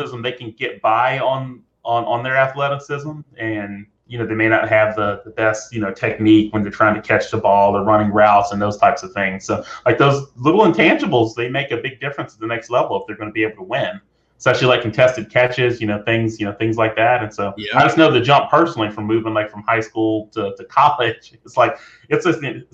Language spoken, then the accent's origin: English; Alabama, United States; now in Texas, United States; I'm from the state. You know, live in Texas now, but born and raised in Alabama